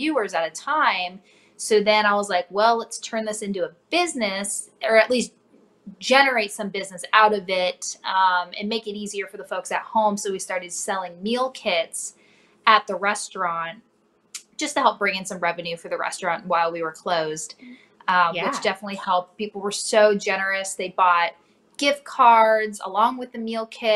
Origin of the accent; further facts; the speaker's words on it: North Dakota, United States; now in Cincinnati, United States; I grew up in North Dakota originally, a small town an hour north of Fargo